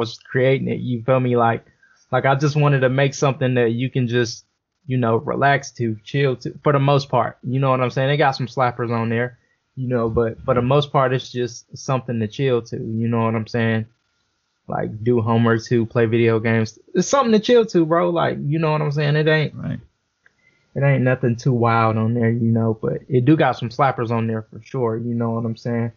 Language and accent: English; Los Angeles, California, United States; I'm from South Central. You know, it's California